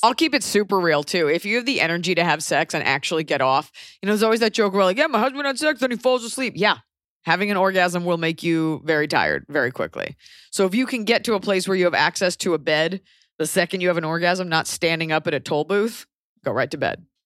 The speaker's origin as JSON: {"language": "English", "country": "United States", "said": "as an American"}